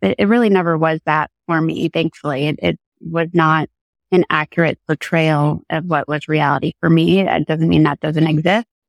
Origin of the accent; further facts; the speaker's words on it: Connecticut, United States; also born or lived in New York City; I grew up in Connecticut and that's where I'm sitting right now in sunny Connecticut